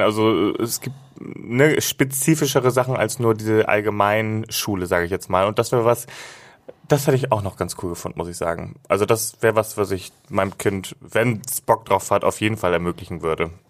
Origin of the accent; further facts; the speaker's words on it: Hamburg, Germany; bei uns, wo ich groß geworden bin, gab es immer nur den Bus. Und das war einfach ein Highlight, wenn ich mit meiner Oma zum Beispiel mit dem Schiff von Finkenwerder aus